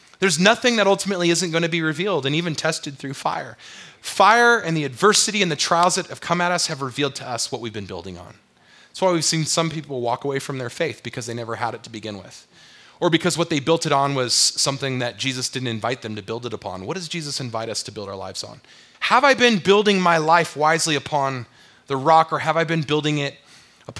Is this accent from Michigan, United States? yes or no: no; San Diego, California, United States; moved away as an adult; also born or lived in Wyoming / Texas; now in Utah, United States; I grew up in La Jolla, California, in San Diego